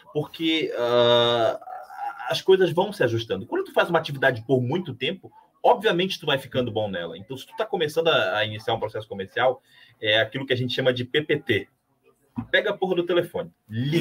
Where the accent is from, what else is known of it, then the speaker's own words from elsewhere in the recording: Amapá, Brazil; now in Rio Grande do Sul, Brazil; Eu vim de outro estado, vim do Amapá